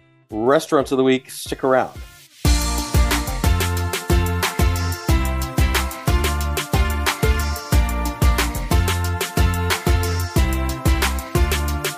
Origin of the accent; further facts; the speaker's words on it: Houston, Texas, United States; as a family growing up in Houston